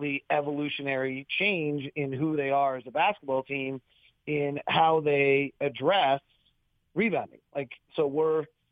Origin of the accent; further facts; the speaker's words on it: Bay Area, California, United States; when I grew up in the Bay Area